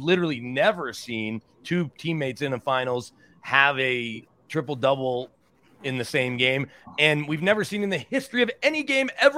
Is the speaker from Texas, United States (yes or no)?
yes; Dallas, Texas, United States; now in Denver, United States; I'm from Dallas.